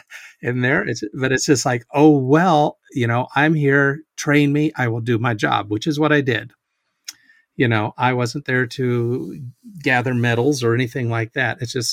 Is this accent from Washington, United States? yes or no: yes; Washington, United States; also born or lived in Hawaii / Texas; I mean, I was born in Hawaii, like I said. My dad was in the Navy, so he was stationed in Hawaii, which is how I ended up being born there. And then moved around to Texas and then up to Washington.